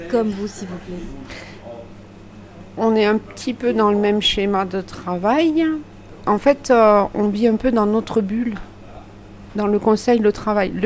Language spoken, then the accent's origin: French; Lot-et-Garonne, Nouvelle-Aquitaine, France; now in Figeac, France; je suis originaire du Lot-et-Garonne